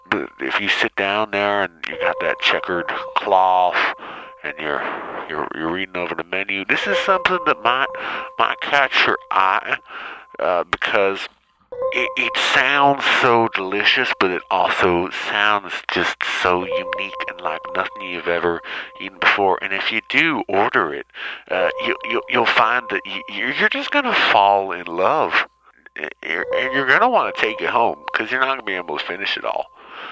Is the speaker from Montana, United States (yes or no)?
yes; Montana, United States; from Montana.